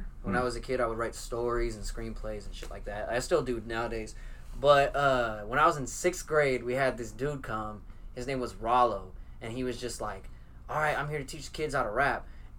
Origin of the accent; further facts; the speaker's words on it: Oakland, California, United States; moved away; also born or lived in Fresno, California; From California, I was raised in Oakland